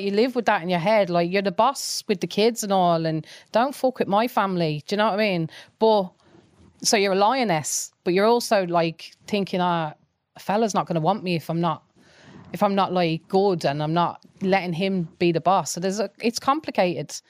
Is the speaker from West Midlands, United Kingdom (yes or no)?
yes; Coventry, West Midlands, United Kingdom; now in Ireland; I grew up, as you can probably tell from my accent, I grew up in, um, Coventry in, in England